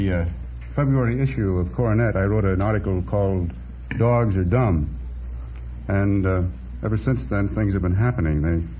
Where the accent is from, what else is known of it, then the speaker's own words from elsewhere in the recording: Scranton, Pennsylvania, United States; moved away; I come from Scranton, Pennsylvania.